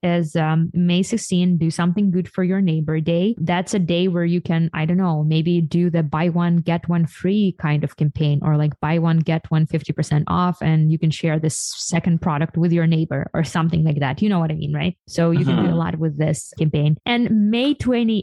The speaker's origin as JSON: {"language": "English", "country": "Ukraine", "moved": "yes", "lives_now": "United States", "said": "I'm from Ukraine"}